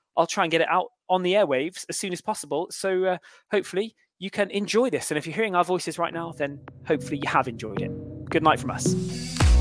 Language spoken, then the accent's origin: English; Cheltenham, South West England, United Kingdom; My hometown are also winless, Cheltenham Town